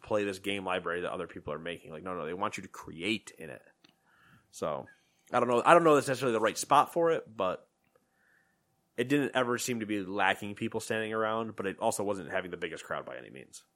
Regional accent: New York, United States; "Where are you from?" We're like, "New York."

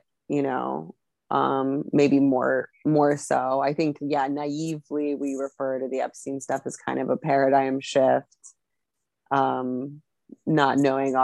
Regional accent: Las Vegas, Nevada, United States; growing up in Las Vegas

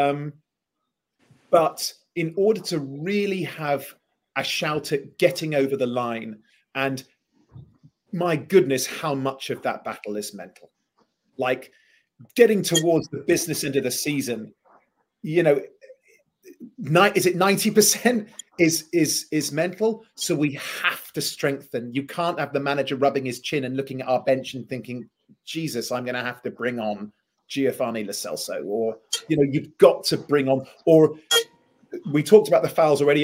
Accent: London, United Kingdom; I am from North London

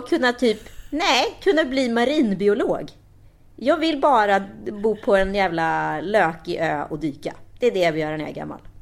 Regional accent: Sweden; vi eh, som är svenskar då, vi är ju lite udda här liksom.

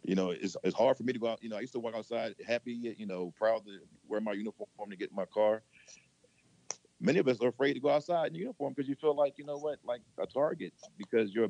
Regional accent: Baltimore, Maryland, United States; I'm from Baltimore, Maryland

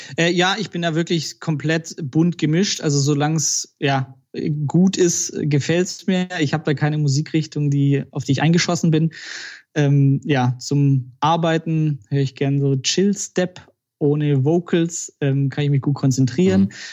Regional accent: Balingen, Baden-Württemberg, Germany; Wo ich herkomme, genau, also eine Stunde südlich von Stuttgart aus Balingen

